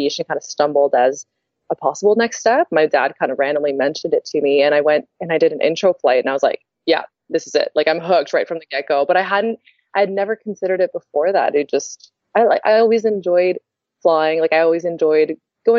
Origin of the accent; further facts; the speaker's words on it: Toronto, Ontario, Canada; I'm from Toronto originally